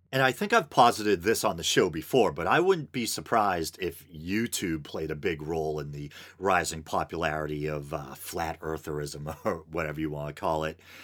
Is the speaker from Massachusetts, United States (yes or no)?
yes; Boston, Massachusetts, United States; I'm in the Boston area, and I grew up in the Boston area